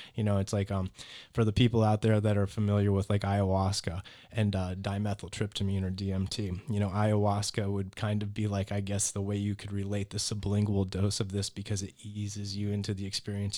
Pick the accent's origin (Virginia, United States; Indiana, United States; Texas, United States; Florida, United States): Florida, United States; Naples; also born or lived in Boston, Massachusetts; I'm from Boston, Massachusetts originally, but I've lived here in Naples pretty much my whole life, though. So I moved as a toddler.